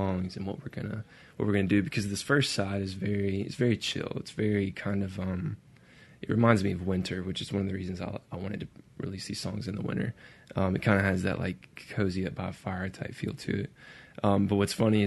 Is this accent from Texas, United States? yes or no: no; Brandon, Mississippi, United States; I grew up in Brandon, Mississippi